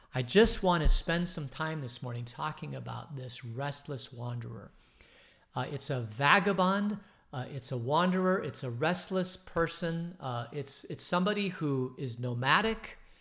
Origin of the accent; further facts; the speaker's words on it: Phoenix, Arizona, United States; I grew up in Phoenix